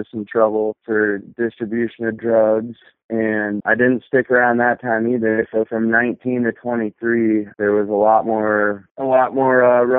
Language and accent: English; Whitefish, Montana, United States; also born or lived in Bozeman, Montana; I grew up in Whitefish, Montana